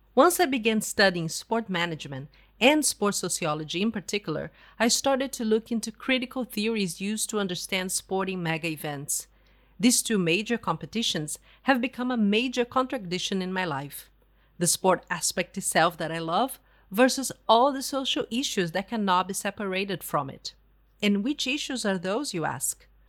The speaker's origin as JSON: {"language": "English", "town": "Porto Alegre", "region": "Rio Grande do Sul", "country": "Brazil", "tie": "born or raised there", "also_born_or_lived": "Canada", "moved": "as an adult", "said": "in my hometown, Porto Alegre"}